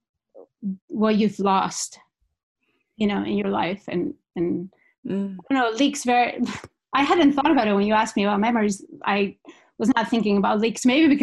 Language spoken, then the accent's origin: English; Basque Country, Spain; English is a second language; moved away as an adult; now in Seattle, United States; I moved away from the Basque Country